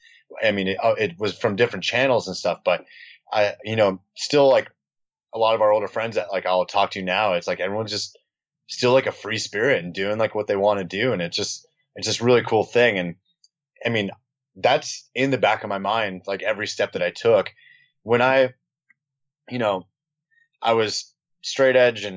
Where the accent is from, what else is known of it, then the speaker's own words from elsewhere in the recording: Newport Beach, California, United States; also born or lived in Costa Mesa; we grew up in Newport Beach